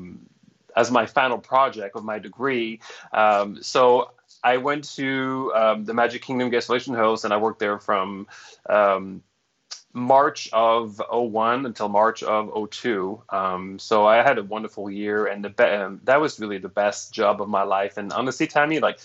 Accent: Montreal, Quebec, Canada; first language French; English is a second language; moved away as an adult; also born or lived in Toronto / Orlando; now in Atlanta, United States; I'm Canadian. I'm from Montreal. So I'm French Canadian, and being raised in Montreal, your first language is French

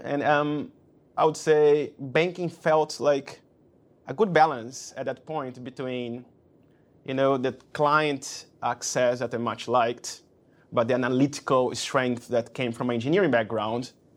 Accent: Brazil; moved away as an adult; also born or lived in London; I came from Brazil. Moving to London was my first move abroad.

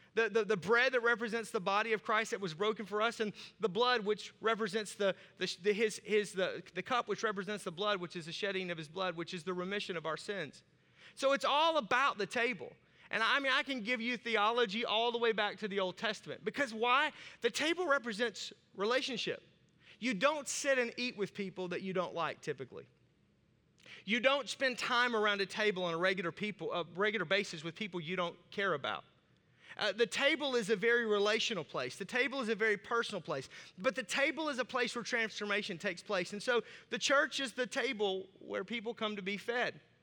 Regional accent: Arkansas, United States; accent: southern; I have a southern accent and I'm from Arkansas

